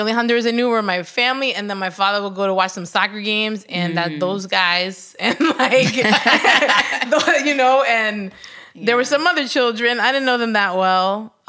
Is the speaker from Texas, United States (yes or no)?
no; New York, United States; I was born in New York.